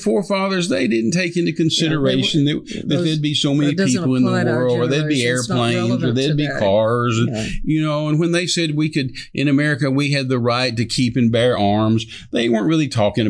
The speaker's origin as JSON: {"language": "English", "country": "United States", "said": "as an American, our post is the Constitution. As a Christian, our post is the Bible."}